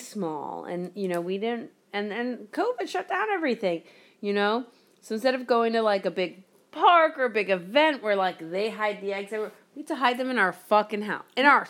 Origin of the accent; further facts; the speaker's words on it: Aventura, Florida, United States; because I grew up in Aventura, no one celebrated Christmas.